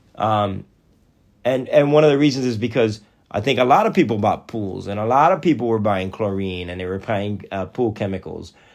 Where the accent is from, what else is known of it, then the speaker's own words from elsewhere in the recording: Athens, Georgia, United States; we're from Athens, Georgia